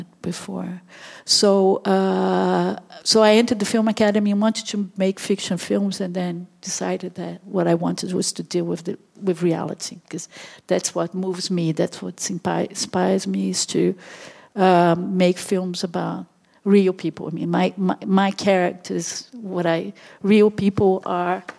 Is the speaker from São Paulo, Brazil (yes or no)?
no; Brasília, Federal District, Brazil; moved away as an adult; also born or lived in London, United Kingdom; now in Netherlands; I'm Brazilian. I was born in Brazil, in Brasilia, this the new capital, and I came to Europe.